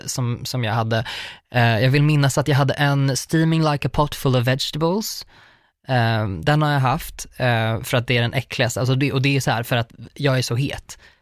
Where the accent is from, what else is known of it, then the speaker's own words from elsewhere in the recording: Uppsala, Uppsala County, Sweden; Uppsala, för att det är där jag kommer ifrån